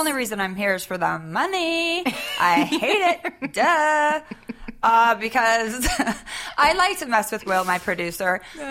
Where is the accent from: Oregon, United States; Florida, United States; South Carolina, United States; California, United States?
California, United States; Northern; I am from Northern California.